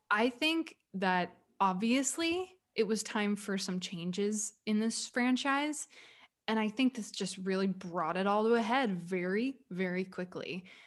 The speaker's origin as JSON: {"language": "English", "region": "the South", "country": "United States", "tie": "born or raised there", "said": "I grew up in the Walmart universe of the South"}